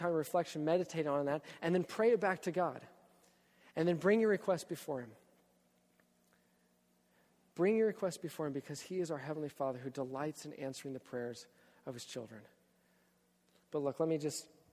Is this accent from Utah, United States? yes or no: no; Texas, United States; moved away; I'm from Texas.